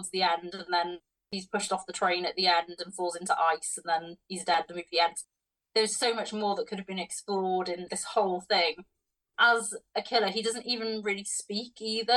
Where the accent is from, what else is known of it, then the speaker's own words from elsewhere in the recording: Wales, United Kingdom; I'm from Wales